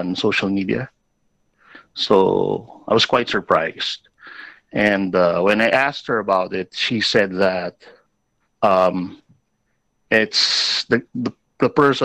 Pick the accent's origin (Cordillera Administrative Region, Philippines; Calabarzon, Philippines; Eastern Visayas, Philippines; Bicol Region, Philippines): Bicol Region, Philippines; I'm from Bicol.